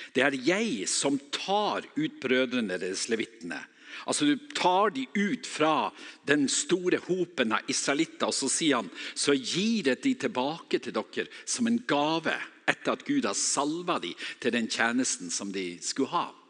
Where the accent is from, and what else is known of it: Northern Norway, Norway; accent: Northern Norwegian